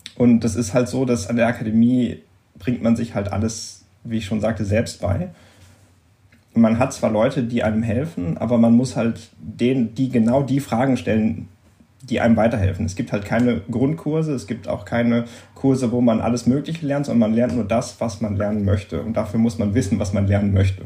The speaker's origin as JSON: {"language": "German", "town": "Oberhausen", "region": "North Rhine-Westphalia", "country": "Germany", "tie": "born or raised there", "moved": "as an adult", "lives_now": "Düsseldorf, Germany", "said": "ich komme gebürtig aus Oberhausen. Das ist nicht so weit weg"}